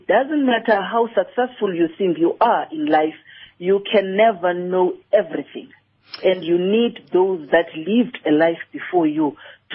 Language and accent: English; Eastern Cape, South Africa; I'm from the Eastern Cape